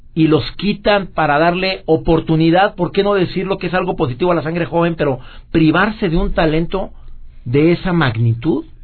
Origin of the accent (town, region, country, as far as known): Mexico